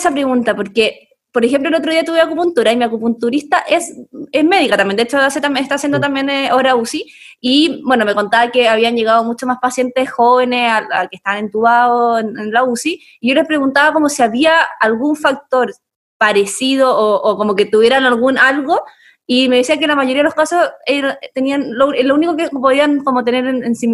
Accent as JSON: {"language": "Spanish", "country": "Chile", "said": "los chilenos en general estamos como bien enfermos"}